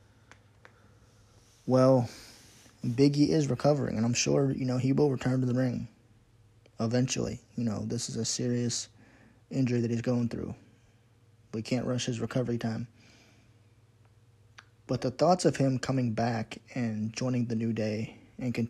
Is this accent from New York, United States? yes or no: no; Pittsburgh, Pennsylvania, United States; I'm from Pittsburgh myself